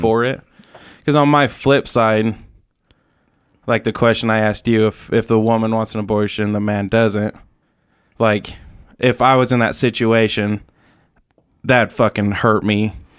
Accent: Utah, United States; growing up in Utah

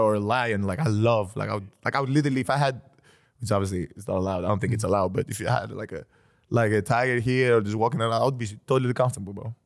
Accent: Greece; I come from Greece

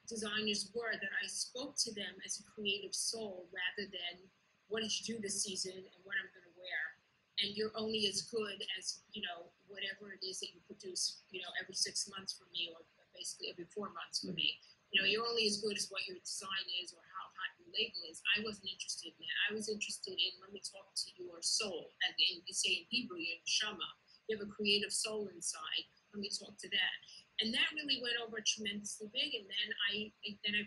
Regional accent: New York City, New York, United States; I was raised in Kew Garden Hills, in Orthodox communion, Kew Garden Hills.

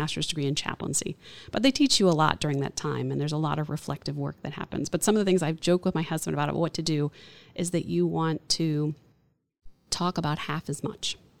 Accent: Orlando, Florida, United States; I grew up in Orlando, so I'm a third generation native

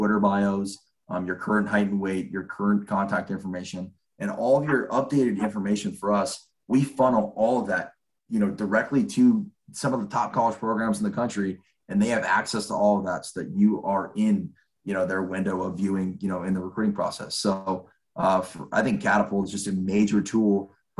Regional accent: California, United States; give back to my home state, really being able to understand the recruiting landscape here in the state of California

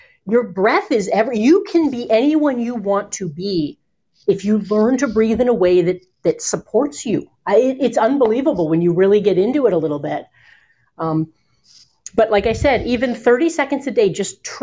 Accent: Bowling Green, Ohio, United States; also born or lived in Cleveland, Ohio; I was born in Bowling Green, Ohio. I've lived in Cleveland for a great portion of my life

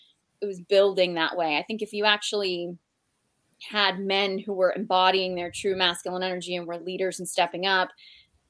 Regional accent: Boston, Massachusetts, United States; I'm from Boston

